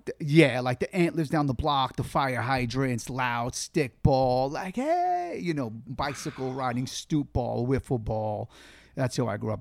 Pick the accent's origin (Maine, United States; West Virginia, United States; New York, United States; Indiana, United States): New York, United States; New York City; moved away as an adult; also born or lived in Guaynabo, Puerto Rico / Bay Area, California; I grew up in Gravesend, which kind of neighbors Bensonhurst